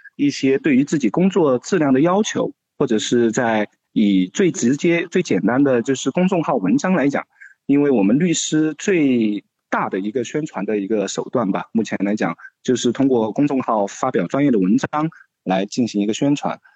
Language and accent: Chinese; Sichuan, China; moved away as an adult; also born or lived in Beijing; 选择成都的原因也仅仅是因为它是我家乡所在的一个省会城市